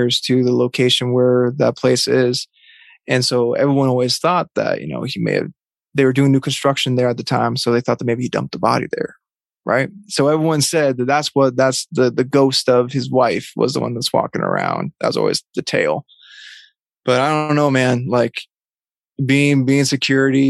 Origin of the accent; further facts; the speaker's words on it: Vermont, United States; I grew up in Vermont